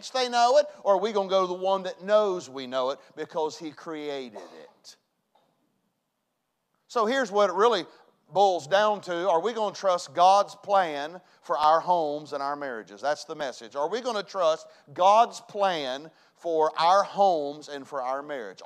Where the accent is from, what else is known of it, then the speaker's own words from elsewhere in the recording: West Virginia, United States; I was raised in West Virginia.